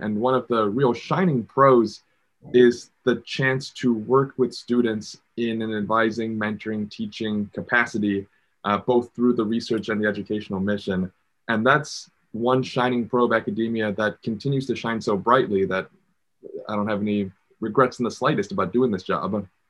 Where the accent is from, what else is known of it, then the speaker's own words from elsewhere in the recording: Chicago, Illinois, United States; I grew up in Chicago